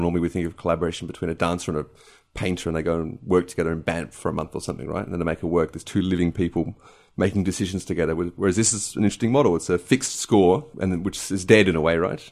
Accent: Adelaide, South Australia, Australia; also born or lived in Chicago, United States; now in London, United Kingdom; at the age of 10 months, went to Adelaide with my family and uh, grew up there.

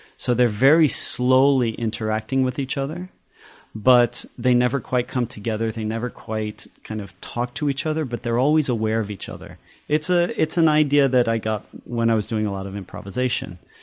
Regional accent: United States; also born or lived in Paris, France / Chicago / East Coast; I was born in Paris and grew up in France, my sister and I, and then we moved here when I was five. And then we did our schooling in the U S. uh, in Chicago and then the East Coast

